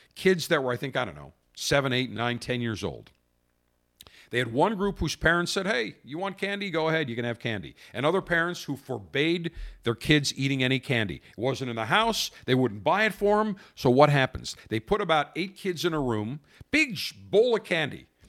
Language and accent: English; Buffalo, New York, United States; now in Tampa, United States; I'm from Buffalo